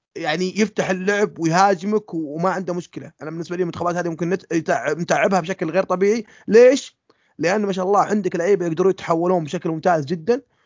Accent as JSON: {"language": "Arabic", "country": "Saudi Arabia", "said": "إحنا السعودية"}